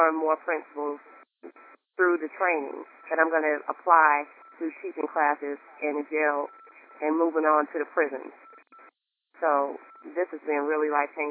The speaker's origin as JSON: {"language": "English", "region": "North Carolina", "country": "United States", "also_born_or_lived": "Raleigh, North Carolina", "said": "I'm from North Carolina. I live in Raleigh, North Carolina."}